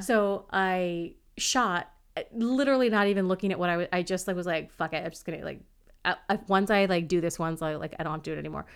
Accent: United States; I'm American

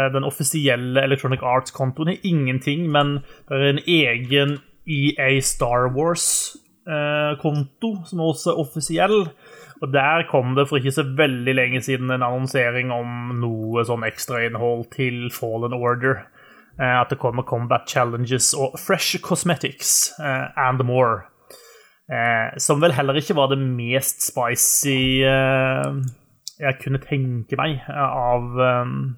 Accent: Egersund, Rogaland, Norway; jeg kommer jo ifra eh, det de eh, sjøl liker å titulere som sørlandsbyen på Vestlandet. Uh, Egersund

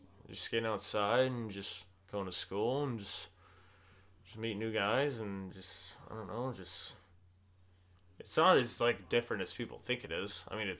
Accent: Anchorage, Alaska, United States; also born or lived in Fairbanks, Alaska; I moved from Fairbanks to Anchorage when I was just 10.

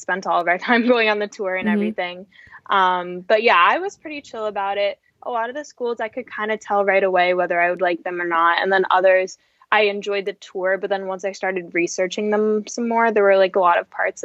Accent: Cape Cod, Massachusetts, United States; I'm from Massachusetts, Cape Cod, Massachusetts

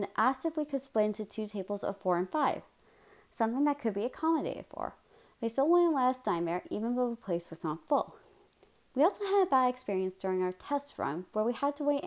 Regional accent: Amherstburg, Ontario, Canada; I'm from Alden Center. That's a suburb of Amherstburg that borders Harrow, Colchester, and McGregor. Needless to say, I've lived around small municipalities my entire life.

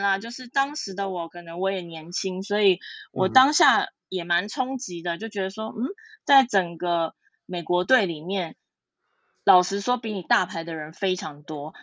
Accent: Taiwan; 我们来自台湾

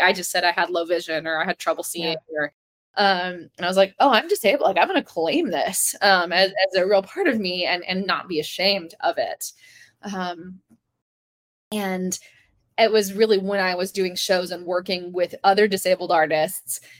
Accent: the South, United States; growing up in the South

